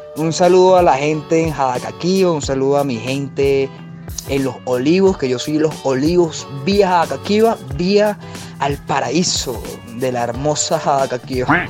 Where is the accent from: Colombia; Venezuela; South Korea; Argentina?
Venezuela; Paraguaná, Falcón; moved away; Nació mi abuelo, después nació mi papá y ahí nací yo familia completamente paraguanera, me siento igual orgulloso